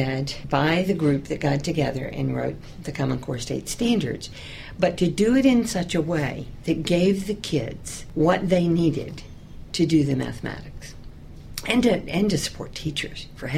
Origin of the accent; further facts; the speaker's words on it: Georgia, United States; Well, I grew up in the South, southern part of Georgia, very close to the Florida line.